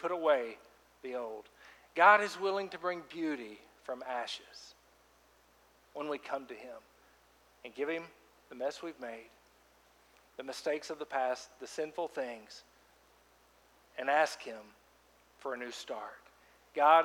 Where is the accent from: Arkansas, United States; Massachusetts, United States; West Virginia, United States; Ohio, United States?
Arkansas, United States; Fort Smith; moved away as an adult; my hometown, Fort Smith, Arkansas, ran around there for 15 years of my life. And you know, I've been gone since college